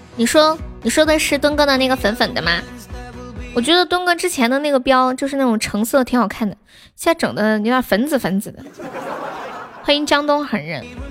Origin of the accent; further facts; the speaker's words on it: Sichuan, China; 我四川人口味太重了